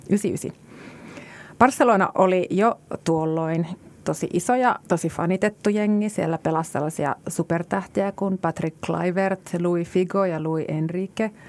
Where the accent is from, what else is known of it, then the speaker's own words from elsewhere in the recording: Kajaani, Kainuu, Finland; Mä oon, mä oon itse kotoisin Kajaanista, jossa on 37 000 asukasta